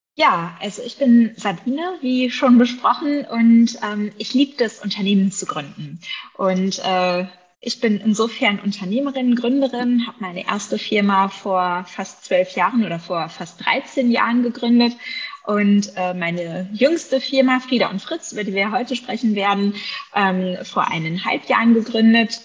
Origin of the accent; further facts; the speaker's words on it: Bavaria, Germany; also born or lived in England; hier bei uns in Bayern